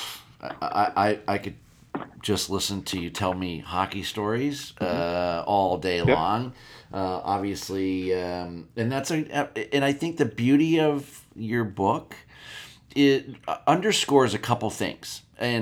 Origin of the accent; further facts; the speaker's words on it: Erie, Pennsylvania, United States; I grew up in Erie, Pennsylvania